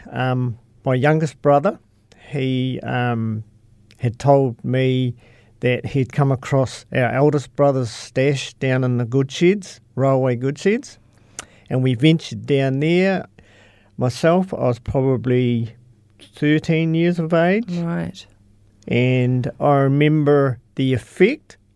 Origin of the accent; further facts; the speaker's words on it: Cheviot, Canterbury, New Zealand; I'm from, a little town north called Cheviot.